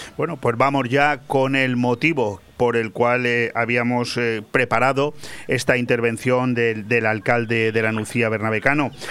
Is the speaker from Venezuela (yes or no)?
no; Spain; el poco prestigio que nos queda como españoles